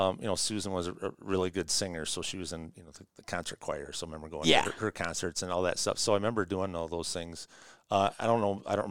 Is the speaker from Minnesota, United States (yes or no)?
yes; Minnesota, United States; I grew up near Creek Valley. Yeah, so to this day, they still give me a hard time that I'm from the West side, and the soft side of town, they'll say.